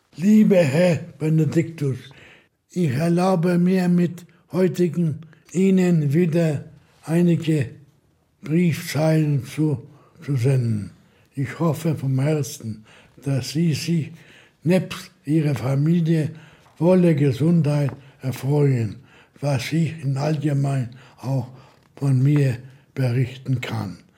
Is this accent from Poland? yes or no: yes; Łódź, Łódź Voivodeship, Poland; Ich komme aus Lodz, geboren in Lodz, ging zur Schule in Lodz